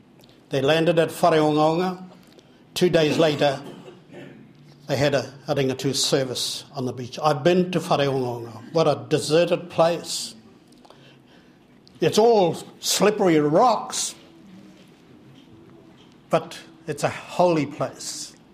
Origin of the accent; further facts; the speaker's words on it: Te Karaka, Gisborne, New Zealand; Tamihana Teketeke is one of my tupuna. I'm from the Brown family in Te Karaka.